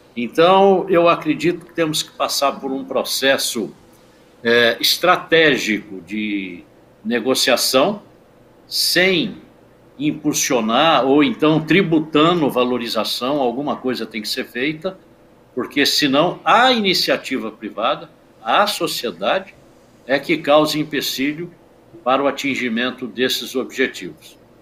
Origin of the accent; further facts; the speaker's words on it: Praia Grande, São Paulo, Brazil; eu sou de Praia Grande.